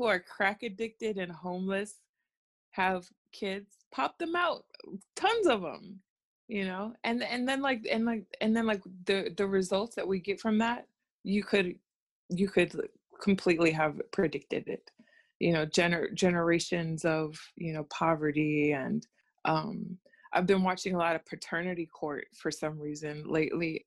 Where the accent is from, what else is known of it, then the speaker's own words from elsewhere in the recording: United States; accent: American; my American accent.